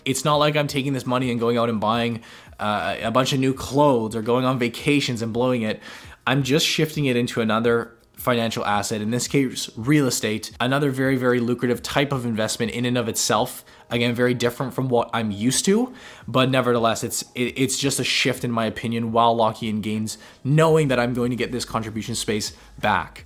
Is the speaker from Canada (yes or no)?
yes; Canada; us as Canadian investors